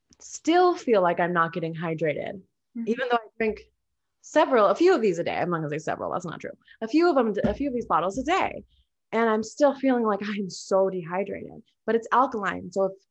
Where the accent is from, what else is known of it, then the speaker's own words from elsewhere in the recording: Minnesota, United States; now in Las Vegas, United States; I come from Minnesota, where it's lush and humid, to Vegas, where it's super dry.